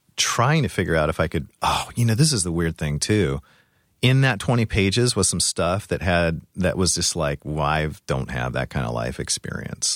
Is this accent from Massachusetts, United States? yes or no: no; Orange County, California, United States; moved away; I'm from California originally. Where? Um, Orange, Orange County.